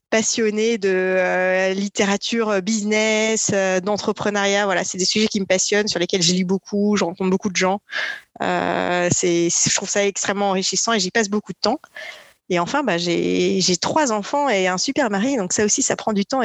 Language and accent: French; Perpignan, Occitania, France; born there; même si je suis née à Perpignan dans le sud de la France et j'ai habité à peu près sur les cinq continents entre-temps.